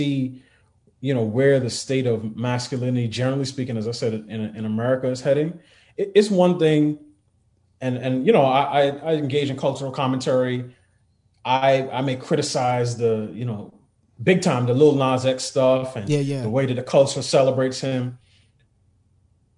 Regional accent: New York City, New York, United States; I grew up in New York City, 80s, 90s, 2000s

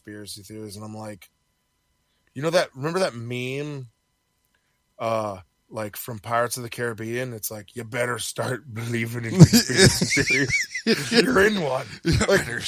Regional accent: Edmonton, Alberta, Canada; I'm from Edmonton, Alberta

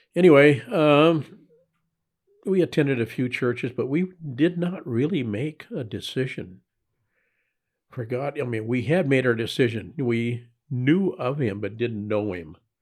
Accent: Los Angeles, California, United States; I was born in Hollywood, California

